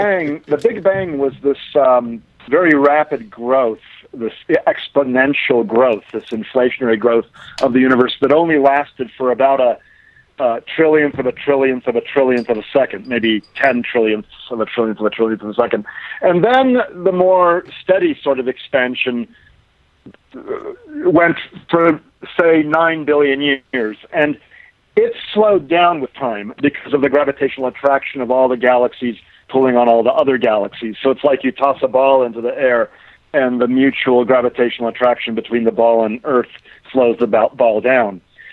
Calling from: Aspen, Colorado, United States; I'm actually in Aspen, Colorado.

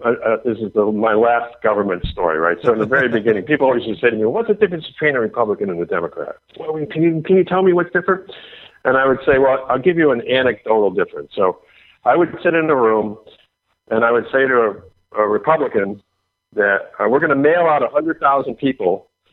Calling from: Florida, United States; Okay, I'm in Florida. I'm calling you from Florida.

